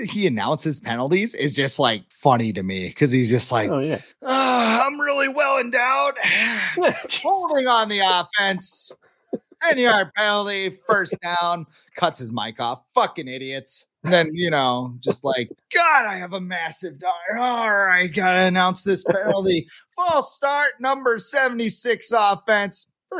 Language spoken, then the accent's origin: English; Charlotte, North Carolina, United States; I'm from Charlotte, man.